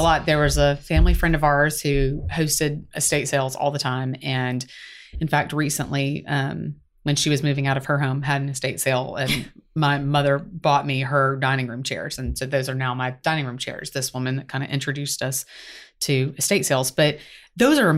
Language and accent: English; South Carolina, United States; now in Atlanta, United States; I'm from South Carolina